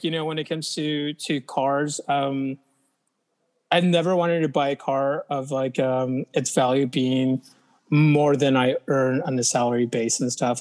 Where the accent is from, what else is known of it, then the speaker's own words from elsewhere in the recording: Orange County, California, United States; I didn't grow up in LA. I grew up in Orange County